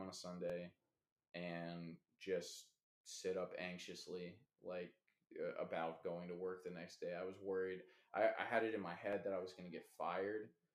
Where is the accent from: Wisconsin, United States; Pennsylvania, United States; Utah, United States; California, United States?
California, United States; Los Angeles; also born or lived in Washington; I moved from Washington to Los Angeles, back to Los Angeles where I'm from.